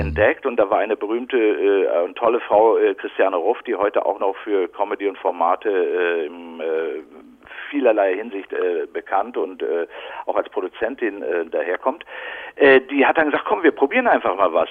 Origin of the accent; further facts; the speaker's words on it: Bochum, North Rhine-Westphalia, Germany; moved away as an adult; also born or lived in Berlin; now in Brandenburg, Germany; ich bin ja gebürtiger Ruhrgebietler, Bochumer